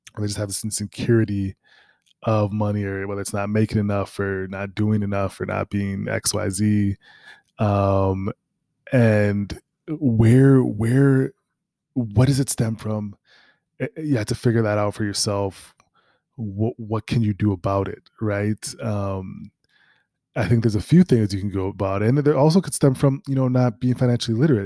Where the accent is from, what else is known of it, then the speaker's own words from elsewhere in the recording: Minneapolis, Minnesota, United States; moved away; I'm from Minneapolis